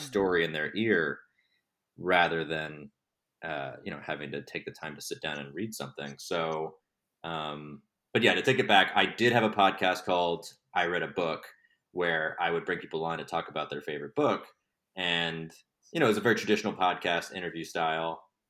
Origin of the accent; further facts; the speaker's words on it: Texas, United States; moved away as an adult; now in Los Angeles, United States; I'm from Texas originally. I moved out to Los Angeles in twenty fourteen to work in television